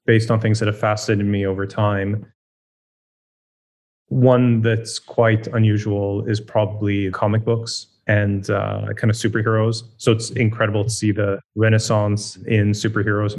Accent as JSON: {"language": "English", "country": "Sweden", "tie": "born or raised there", "moved": "yes", "said": "I grew up in Sweden"}